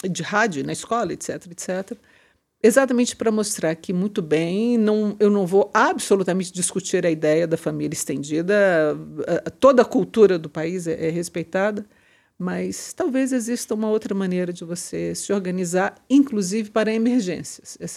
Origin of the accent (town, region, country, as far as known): Minas Gerais, Brazil; now in São Paulo, Brazil